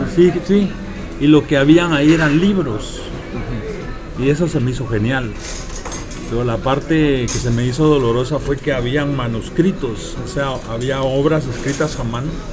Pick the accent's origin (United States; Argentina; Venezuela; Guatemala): Guatemala; moved away; yo soy de Guatemala.